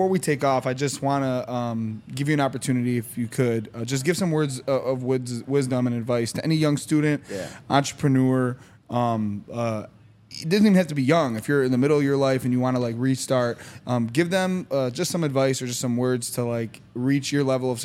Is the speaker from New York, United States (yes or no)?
no; East Lansing, Michigan, United States; My dad, when we were growing up, we lived in East Lansing